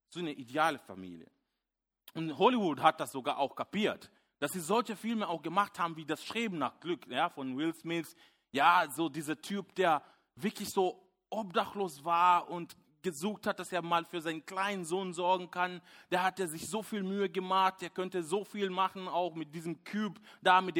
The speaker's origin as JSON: {"language": "German", "country": "Kenya", "second_language": "German", "moved": "as an adult", "lives_now": "Germany", "said": "ich bin schon länger hier in der Gemeinde und auch in Deutschland. Ich bin damals äh, ähm, aus Kenia gekommen, ein junger Mann. Ich war ähm, ja, sehr äh, nervös, vielleicht zum Teil naiv, konnte nicht so gut Deutsch"}